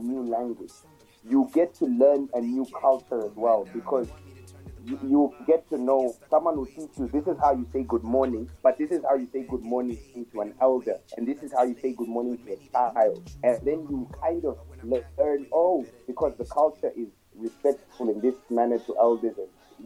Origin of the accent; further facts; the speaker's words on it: Kenya; now in Namibia; Kiswahili, because I'm Kenyan